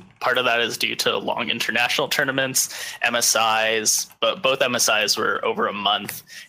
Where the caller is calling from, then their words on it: Los Angeles, California, United States; Moonlit Los Angeles.